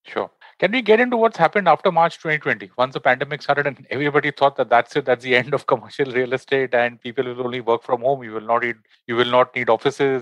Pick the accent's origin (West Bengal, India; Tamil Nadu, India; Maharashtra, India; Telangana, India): Maharashtra, India; Mumbai; I'm from Bombay